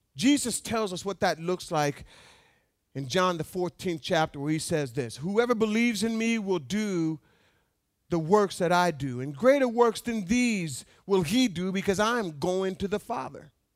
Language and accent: English; Alaska, United States; having been born and raised in Alaska